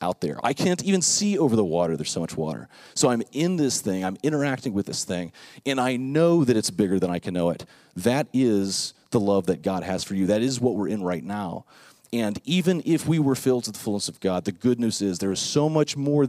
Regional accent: Lake Worth, Florida, United States; when I was growing up in Lake Worth, Florida, South Florida

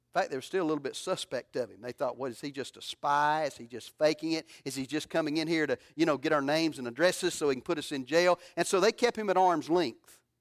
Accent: Alabama, United States; moved away; I'm from Alabama

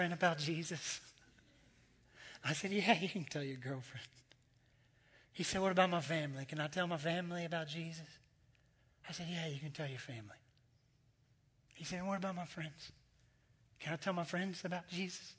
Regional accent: United States; I'm American

